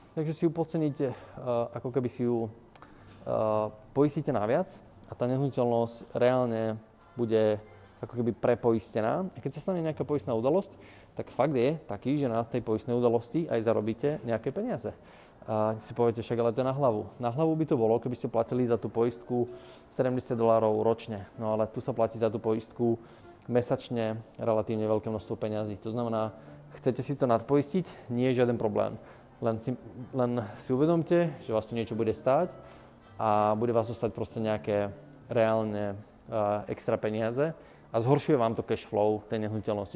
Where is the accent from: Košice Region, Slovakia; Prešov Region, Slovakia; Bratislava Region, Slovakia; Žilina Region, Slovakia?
Bratislava Region, Slovakia; Bratislava; also born or lived in United States; U nás v Bratislave